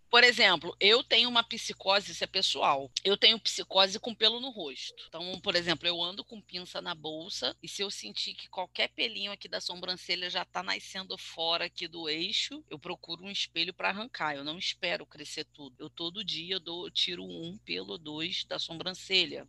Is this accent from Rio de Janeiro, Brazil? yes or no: yes; Rio de Janeiro, Brazil; eu sou carioca